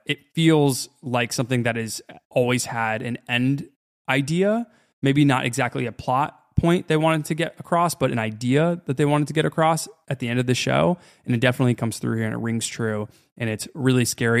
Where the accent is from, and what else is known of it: United States